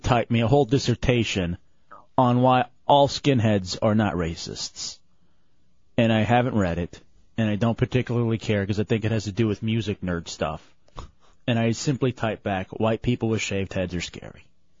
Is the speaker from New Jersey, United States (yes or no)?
no; Texas, United States; because I'm from Texas